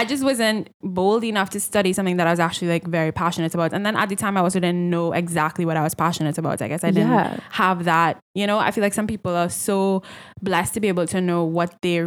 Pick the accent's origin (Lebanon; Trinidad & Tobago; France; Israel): Trinidad & Tobago; growing up in Trinidad